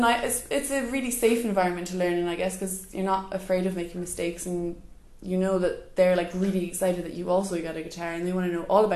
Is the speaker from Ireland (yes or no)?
yes; Cape Clear, Munster, Ireland; And I find it really easy to make connections with people young and old by just mentioning I'm from Cape Clear.